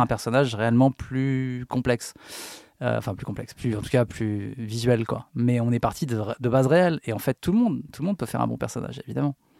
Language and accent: French; Paris, Île-de-France, France; je suis né à Paris